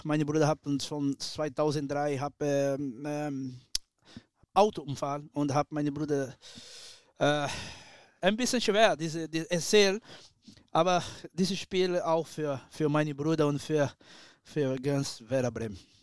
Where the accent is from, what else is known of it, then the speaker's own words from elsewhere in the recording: Brazil; German is a second language; moved away as an adult; ich bin ein Brasilianer, ich habe mein Blut ist Latino